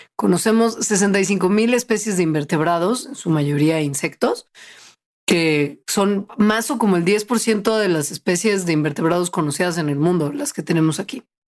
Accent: Mexico

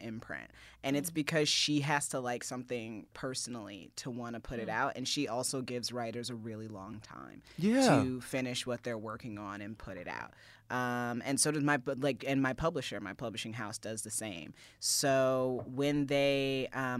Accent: Fort Wayne, Indiana, United States; my girlhood growing up in Indiana as a young black girl

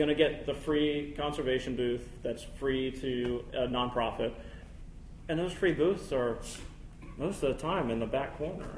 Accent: Fairfax, Virginia, United States; I'm from here. I was born in Fairfax

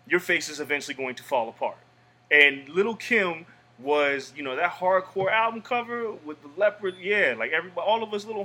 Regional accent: Las Vegas, Nevada, United States; growing up in Vegas

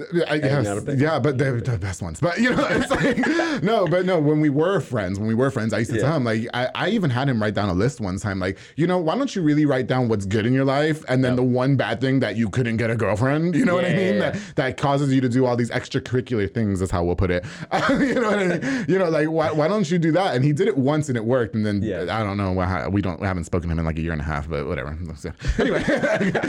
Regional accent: New York, United States; now in Texas, United States; I'm from New York

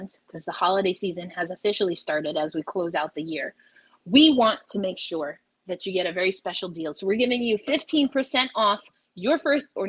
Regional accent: New York, United States; I'm a New Yorker through and through

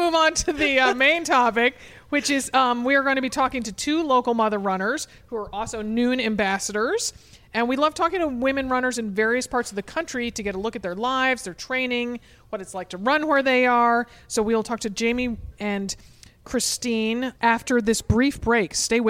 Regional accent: Portland, Oregon, United States; we're from Portland

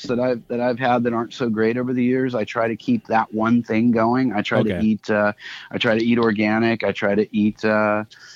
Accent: San Diego, California, United States; I root for the Chargers because I was born in San Diego.

